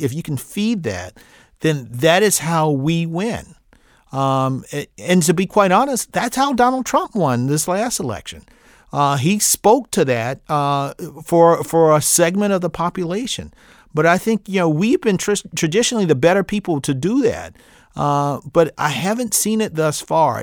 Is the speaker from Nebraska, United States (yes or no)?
no; Midlands, South Carolina, United States; I grew up in the in the Midlands